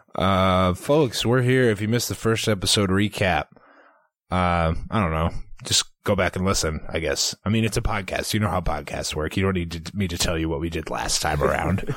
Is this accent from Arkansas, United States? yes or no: yes; Arkansas, United States; moved away; I was born in Arkansas, so that's just my language down there.